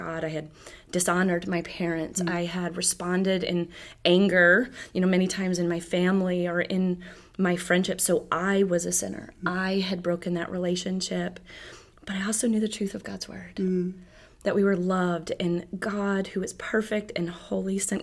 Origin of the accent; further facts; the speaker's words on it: Michigan, United States; moved away as an adult; My family, we're from Michigan, and in our church there, I served